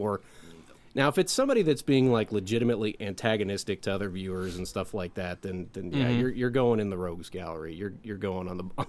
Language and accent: English; Illinois, United States; I grew up in Illinois, so I grew up watching these teams